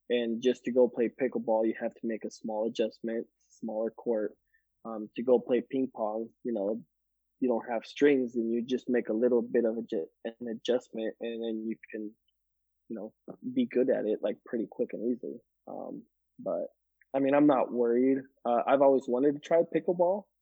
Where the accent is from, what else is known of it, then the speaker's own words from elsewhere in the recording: Guatemala; I grew up in Guatemala, five years there, and I climbed mango trees and you know coconut trees and stuff.